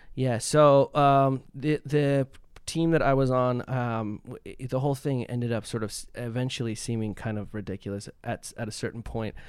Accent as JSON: {"language": "English", "country": "Canada", "moved": "as an adult", "lives_now": "Los Angeles, United States", "said": "I was from Canada"}